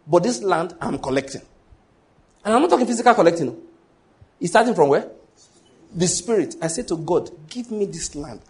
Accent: Ondo, Nigeria; moved away as an adult; also born or lived in Edo State / Lagos; now in Enugu, Nigeria; I was born in Ondo State, grew up in Ondo State

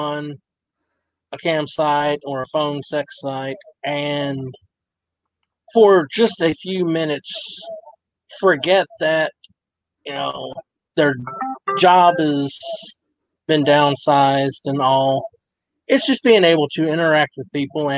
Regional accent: Abilene, Texas, United States; I'm originally from Abilene, Texas

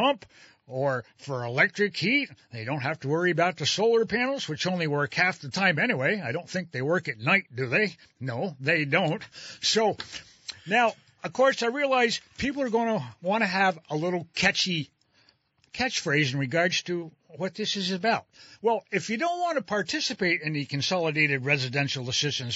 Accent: Hardwick and Waterbury Center, Vermont, United States; Back when I was a kid, we came down from Hardwick to Waterbury Center.

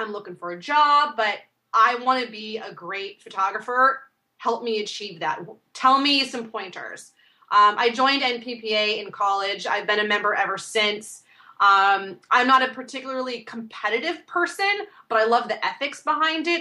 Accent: Washington, United States; also born or lived in Alaska; growing up in the Northwest, I'm born in Alaska. My family moved down to the peninsula down here in Washington, and I've stayed on the West Coast my whole life

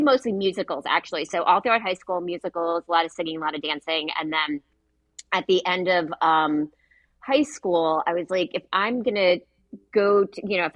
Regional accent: New York, United States; also born or lived in Chicago; now in Washington DC, United States; I grew up in New York.

